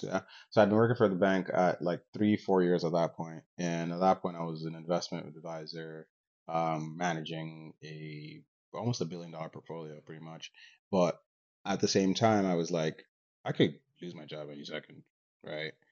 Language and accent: English; Nigeria; now in Canada; I grew up in Nigeria and I moved to Canada.